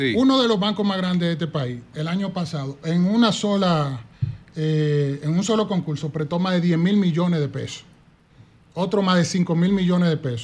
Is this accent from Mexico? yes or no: no; Duvergé, Independencia, Dominican Republic; also born or lived in Jimaní; yo soy de Duvergé y Jimaní